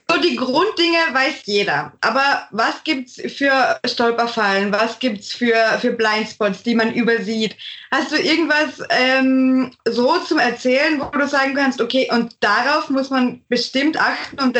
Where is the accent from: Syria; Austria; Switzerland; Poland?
Austria; ich bin Österreicherin.